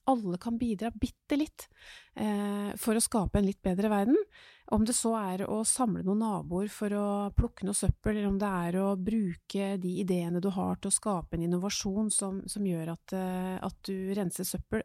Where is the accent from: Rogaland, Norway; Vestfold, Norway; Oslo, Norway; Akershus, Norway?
Oslo, Norway; Jeg har vokst opp i Groruddalen